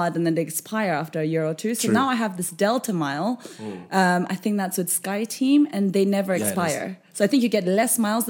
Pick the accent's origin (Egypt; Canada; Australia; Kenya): Kenya; moved away as an adult; also born or lived in Japan; I grew up in Kenya